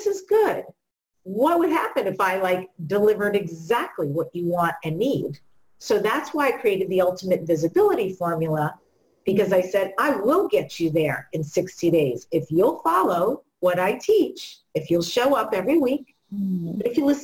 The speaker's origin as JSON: {"language": "English", "region": "New York", "country": "United States", "said": "I'm from New York"}